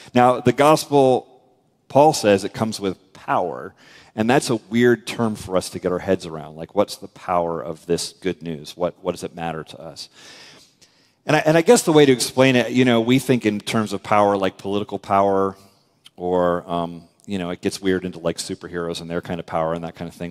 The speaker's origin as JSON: {"language": "English", "country": "United States", "said": "we're American"}